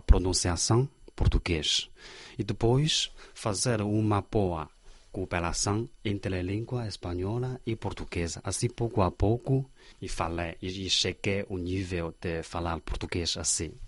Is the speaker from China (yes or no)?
yes; Xi'an, Shaanxi, China; Portuguese is a second language; eu sou de Xi'an